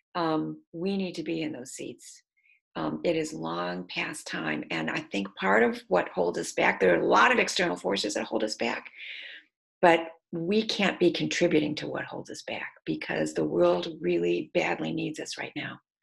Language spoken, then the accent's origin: English; Detroit, Michigan, United States; moved away; I'm from Michigan, I'm from Detroit, so I didn't grow up with grits.